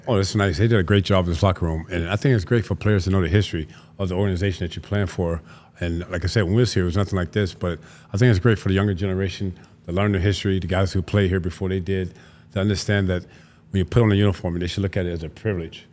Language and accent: English; Tampa, Florida, United States; I'm from Florida originally, from Tampa